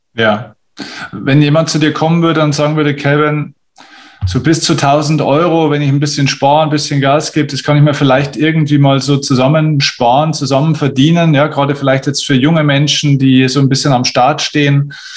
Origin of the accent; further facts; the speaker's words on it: Bavaria, Germany; bei uns in Bayern